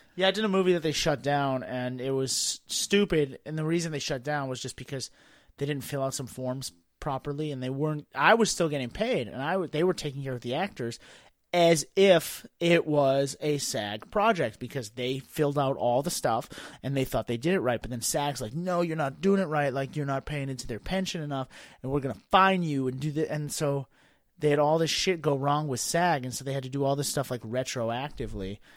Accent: Boston, Massachusetts, United States; moved away; also born or lived in Washington, D.C.; I grew up in Boston.

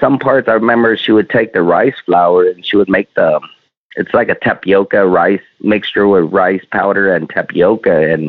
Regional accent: Cotton Center, Texas, United States; also born or lived in Vietnam; Well, I was born in Vietnam. I'm Chinese descended, born in Vietnam. We migrated to America, or came over here in 1975 during the fall of Saigon. We ended up in a small town called Cotton Center.

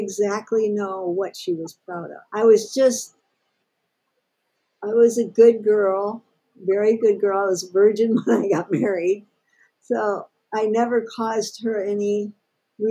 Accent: St. Louis, Missouri, United States; I was born in St. Louis and grew up there

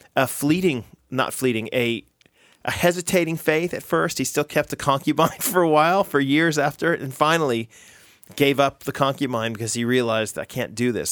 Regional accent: United States; I'm American

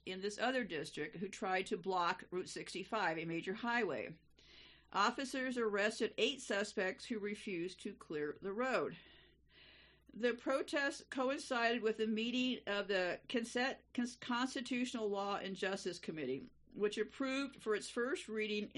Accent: United States; being an American in this country

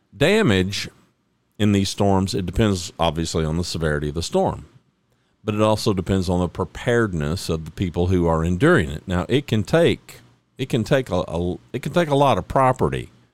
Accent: Oklahoma, United States; also born or lived in north central Texas; now in Texas, United States; I was born in Oklahoma

